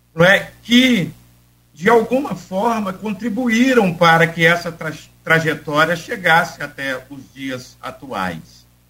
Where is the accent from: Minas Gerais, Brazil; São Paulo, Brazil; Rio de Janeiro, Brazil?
Rio de Janeiro, Brazil; Campos dos Goytacazes; moved away as an adult; now in São Francisco de Itabapoana, Brazil; ainda morava na Fazenda Santa Maria de Capumanga, onde eu nasci